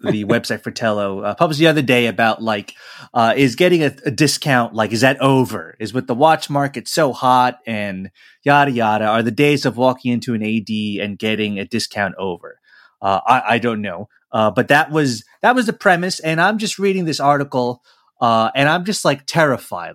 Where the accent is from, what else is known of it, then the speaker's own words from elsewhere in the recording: New York, United States; I'm, uh, you know, as American as apple pie, grew up in New York